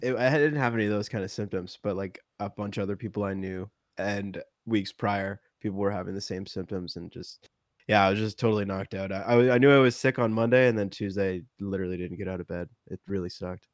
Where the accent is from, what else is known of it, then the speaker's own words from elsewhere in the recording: Canada; I'm Canadian